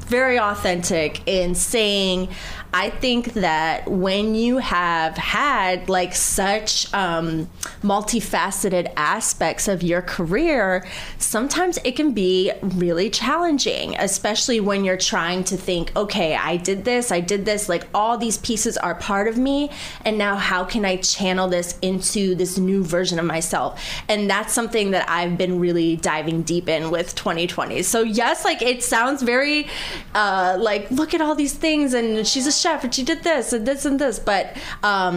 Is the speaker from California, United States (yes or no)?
no; Detroit, Michigan, United States; moved away as an adult; now in New York City, United States; I came from Detroit